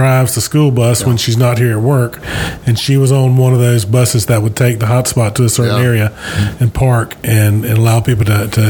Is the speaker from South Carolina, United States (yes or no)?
no; Greenville, Alabama, United States; moved away as an adult; now in Mobile, United States; I'm not from Mobile, but I was a Greenville High School graduate.